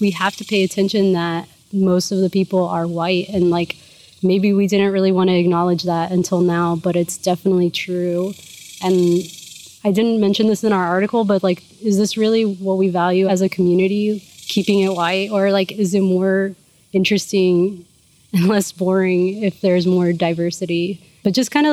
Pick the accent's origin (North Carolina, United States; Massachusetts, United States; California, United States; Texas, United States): Texas, United States; Houston; my parents were from Mexico. My mom came here illegally when she was pregnant with me. And my dad became a naturalized citizen when I was like in high school or something. But I was born in Houston.